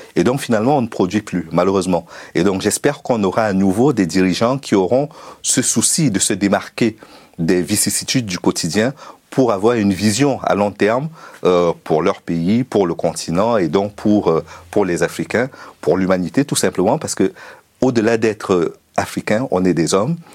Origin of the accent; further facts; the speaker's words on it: Cameroon; moved away as an adult; also born or lived in Russia / Ukraine; now in France; j'ai commencé au Cameroun en amateur jusqu'à l'université